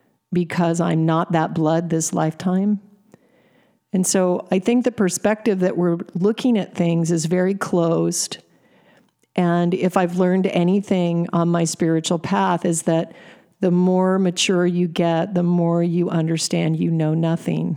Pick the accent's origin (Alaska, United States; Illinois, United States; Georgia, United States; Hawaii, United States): Alaska, United States; I was raised in Alaska